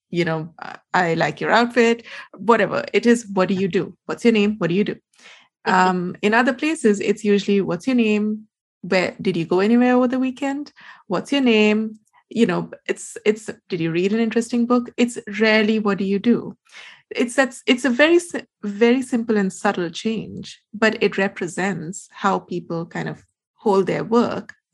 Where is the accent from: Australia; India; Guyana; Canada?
India; I'm Indian.